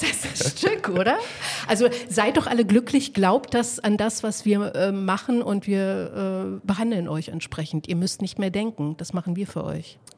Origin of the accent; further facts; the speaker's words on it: eastern Germany, Germany; wir kommen alle drei aus dem Osten